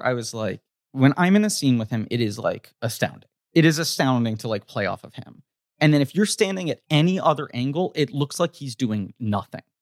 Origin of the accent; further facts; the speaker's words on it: New York, United States; New York